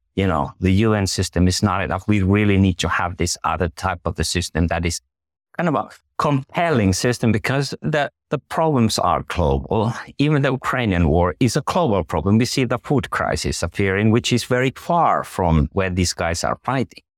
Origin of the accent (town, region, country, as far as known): Finland